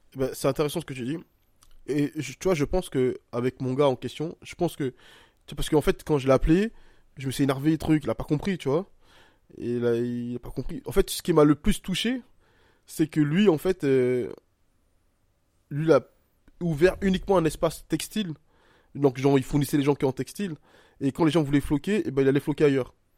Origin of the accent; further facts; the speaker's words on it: Côte d’Ivoire; je suis un Ivoirien